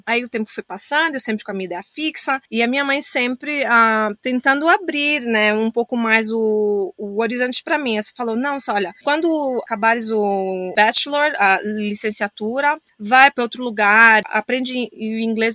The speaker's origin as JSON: {"language": "Portuguese", "country": "Angola", "also_born_or_lived": "Portugal / Miami, United States", "moved": "as an adult", "lives_now": "Australia", "said": "eu sou de Angola, saí de Angola"}